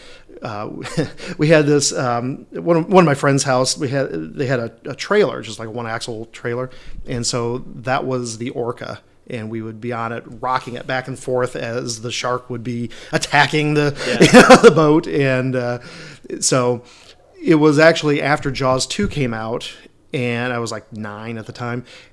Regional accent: Milford, Michigan, United States; also born or lived in Royal Oak, Michigan; I am originally from Michigan. I was born in Royal Oak, but I grew up in a little town north of Detroit called Milford.

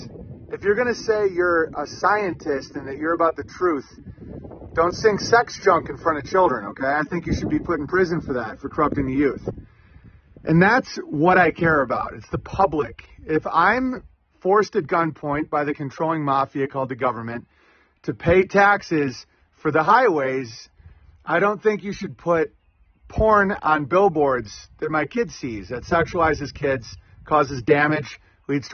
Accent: Oswego, United States; growing up in Catholic Oswego

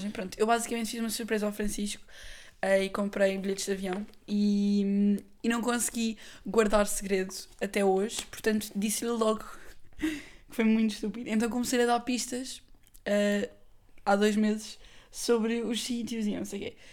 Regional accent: Lisbon, Portugal; Bem, uh, eu sou Lisboeta, mas eu sei avaliar as coisas sem ser.

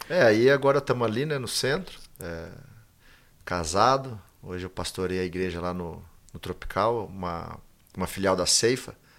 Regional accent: Bebedouro, São Paulo, Brazil; eu sou daqui de Bebedouro, né? Nasci aqui, fui criado aqui

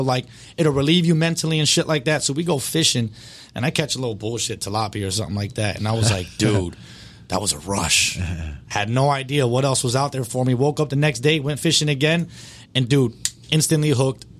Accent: Hollywood, Florida, United States; now in Pembroke Pines, United States; Born in Hollywood.

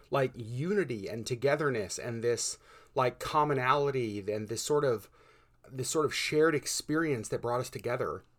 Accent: Connecticut, United States; moved away; I was born in Connecticut

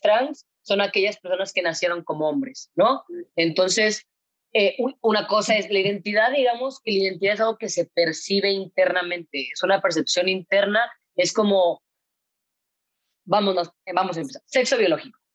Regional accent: Monterrey, Nuevo León, Mexico; Cuando tenía 13 años más o menos, pues yo soy de Monterrey, estudié en La Bastida, que es un colegio de monjas

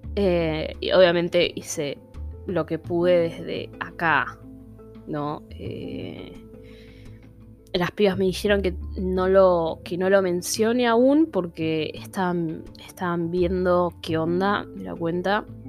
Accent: Buenos Aires, Argentina; soy de Buenos Aires, I'm porteño

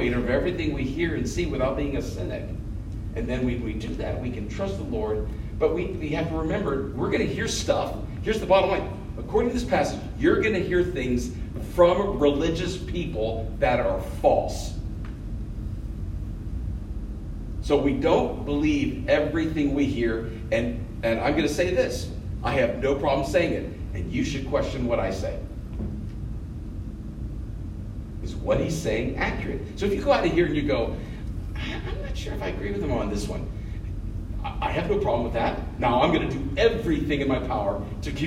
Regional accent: United States; Being an American

